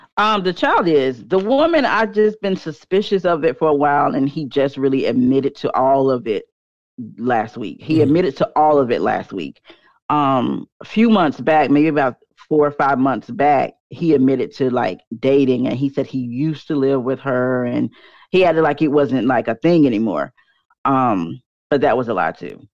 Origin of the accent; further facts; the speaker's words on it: North Carolina, United States; also born or lived in Charlotte, North Carolina; I'm born and raised in North Carolina